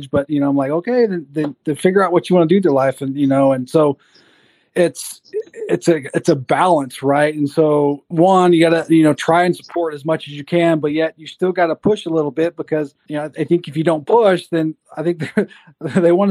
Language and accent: English; Oklahoma, United States; I'm from Oklahoma. I spent the last uh, three years in high school there.